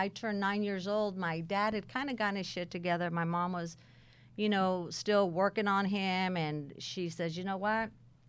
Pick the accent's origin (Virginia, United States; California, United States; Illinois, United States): California, United States; I was born and raised in California. And I was raised by my dad's mother, my grandmother.